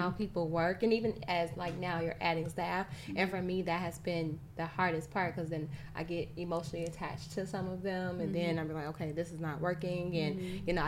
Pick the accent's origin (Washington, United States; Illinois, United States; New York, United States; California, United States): Illinois, United States; Chicago; I'm from Chicago. Born and raised